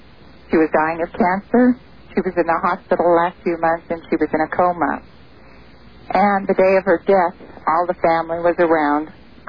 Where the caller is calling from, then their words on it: Truckee, California, United States; I'm calling from Truckee, California.